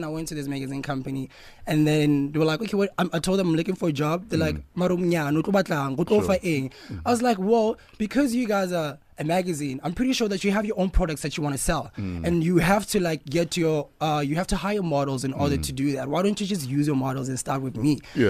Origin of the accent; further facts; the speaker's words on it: Free State, South Africa; also born or lived in Lesotho; I was actually born in Lesotho. And then I was raised in Free State. Yeah, I went everywhere in Free State, from Diversdorp to Senegal to Welcome to Harry Smith to Lady Brand.